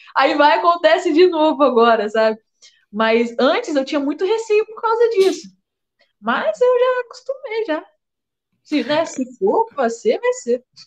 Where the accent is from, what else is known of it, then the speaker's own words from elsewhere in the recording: Vila Velha, Espírito Santo, Brazil; lá na minha cidade, em Vila Velha